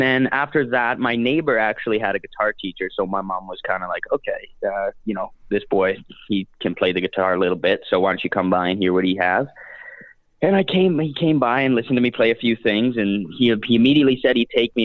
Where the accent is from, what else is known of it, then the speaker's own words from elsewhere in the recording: Canada; being a Canadian fellow myself